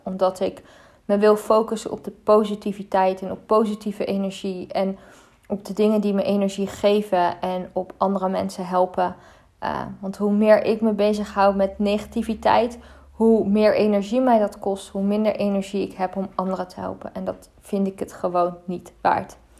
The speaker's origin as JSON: {"language": "Dutch", "country": "Netherlands", "tie": "born or raised there", "said": "Ik ben ook in Nederland geboren. ik ben in Nederland opgegroeid. Ik, eh, ik leef echt al mijn hele leven in Nederland"}